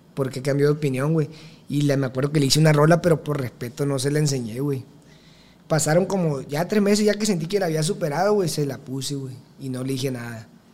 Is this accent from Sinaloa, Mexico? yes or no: yes; El Dorado, Sinaloa, Mexico; tengo 21 años, soy del Dorado Culiacán, Sinaloa